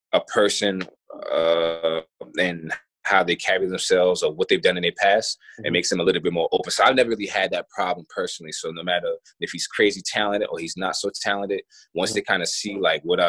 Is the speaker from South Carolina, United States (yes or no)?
yes; South Carolina, United States; moved away as an adult; also born or lived in Melbourne, Australia; I come from South Carolina